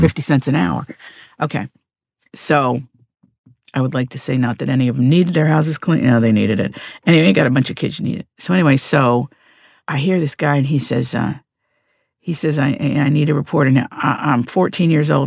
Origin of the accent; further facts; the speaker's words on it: Appalachia, United States; I grew up in Appalachia